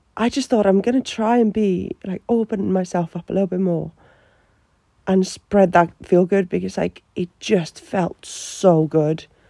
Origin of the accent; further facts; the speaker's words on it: Finland; English is a second language; moved away as an adult; also born or lived in Australia; now in Newcastle, United Kingdom; I'm from Finland